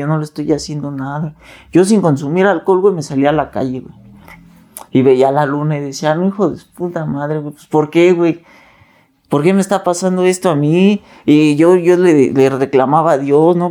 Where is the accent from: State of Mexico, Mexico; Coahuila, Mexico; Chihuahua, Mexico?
State of Mexico, Mexico; Nezahualcóyotl; yo vengo de Nezahualcóyotl, Estado de México.